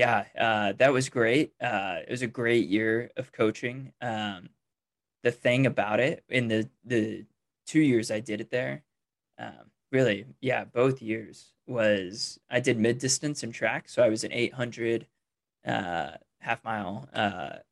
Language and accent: English; Lenexa, Kansas, United States; also born or lived in Norman, Oklahoma; now in Lawrence, United States; I grew up in Lenexa, kind of suburb Kansas City near Overland Park, where my high school was. I live in Lawrence right now, where KU is.